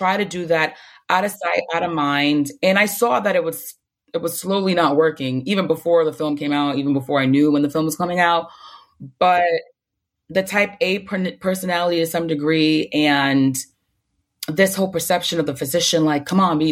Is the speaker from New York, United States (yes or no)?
yes; New York City, New York, United States; I'm from the Bronx, that has like one of the worst health outcomes like in New York